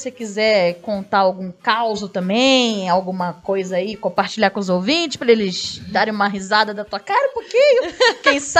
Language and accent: Portuguese; Rio de Janeiro, Brazil; minha, minha terra, minha terra, sou carioca.